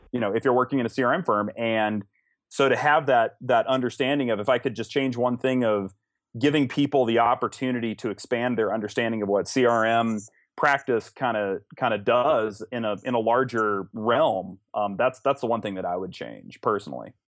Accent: Los Alamos, New Mexico, United States; I was born and raised in Los Alamos

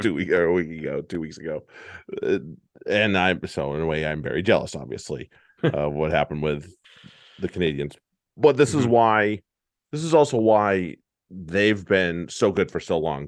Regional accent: United States; We're American rugby fans.

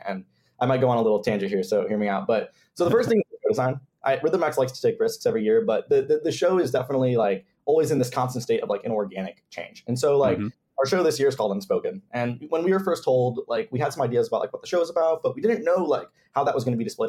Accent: Canton, Michigan, United States; I'm from Canton, Michigan

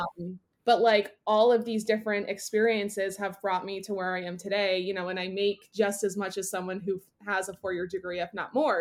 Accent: Northeast, United States; now in Boston, United States; I grew up in the Northeast. I am a city girl living in Boston

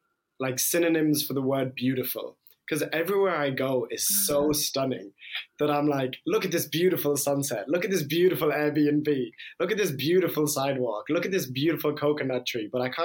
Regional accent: London, United Kingdom; moved away; also born or lived in Limerick, Ireland / Iran; I'm half Irish, half Iranian. So my mom is from Ireland and my dad was from Iran. And I was born in Limerick, but I grew up in London and then moved to Iran

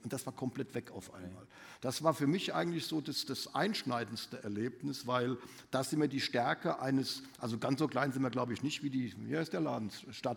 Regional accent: Mainz, Rhineland-Palatinate, Germany; moved away; Mainz wird doch immer meine Heimat bleiben. Also meine Eltern wohnen in Mainz

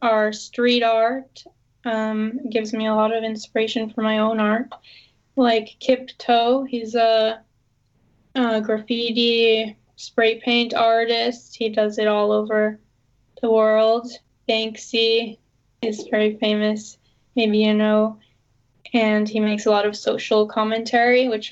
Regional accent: Boston, Massachusetts, United States; I'm from Boston.

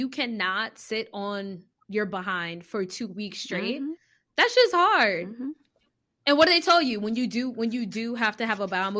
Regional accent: South Florida, United States; I'm from South Florida

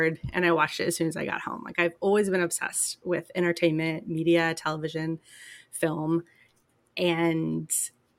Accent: Tennessee, United States; also born or lived in Georgia; I'm from Tennessee

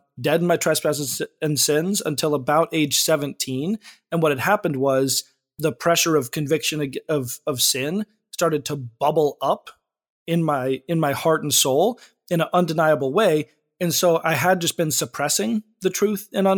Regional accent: Frazier Park, California, United States; I've been Southern California my whole life. I grew up in a small town called Fraser Park

